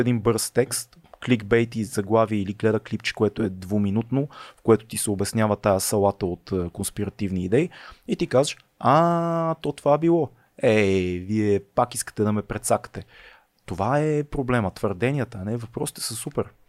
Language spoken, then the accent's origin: Bulgarian; Sofia, Sofia City, Bulgaria; аз съм израснал в София